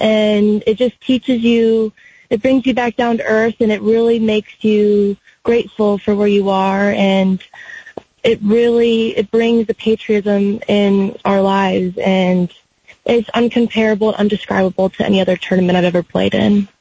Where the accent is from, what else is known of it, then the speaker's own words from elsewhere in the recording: Kill Devil Hills, North Carolina, United States; I'm from the Outer Banks, North Carolina, in a town called, Kill, called Kill Devil Hills